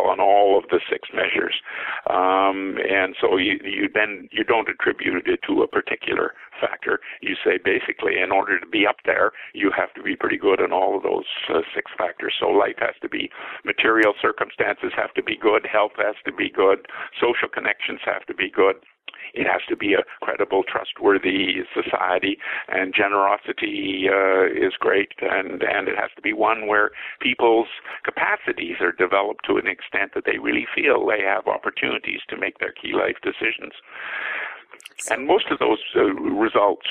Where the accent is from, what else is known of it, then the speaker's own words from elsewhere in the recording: Canada; As a Canadian